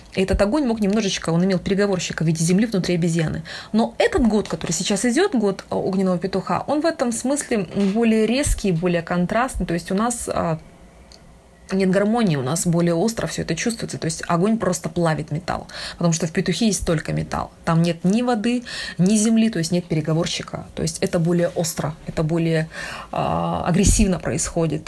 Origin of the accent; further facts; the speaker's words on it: Lake Baikal, Irkutsk Oblast, Russia; я сама с, с Байкала, с Иркутской области